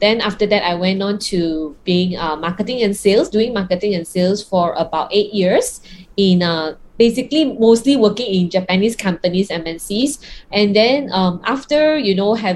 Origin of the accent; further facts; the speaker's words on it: Kuala Lumpur, Malaysia; I'm from KL, right? Now in Malaysia and under lockdown